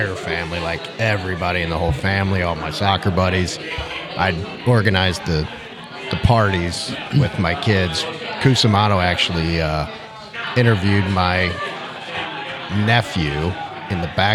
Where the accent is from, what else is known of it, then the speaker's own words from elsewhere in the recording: St. Louis, Missouri, United States; moved away; I'm a St. Louis boy through and through. I came back here because I'm from St. Louis. I mean, grew up, born and bred